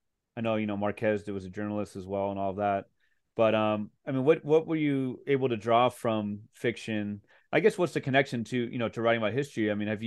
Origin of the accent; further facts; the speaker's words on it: Mexico City, Mexico; Well, growing up in Mexico City, I know that he's not from it.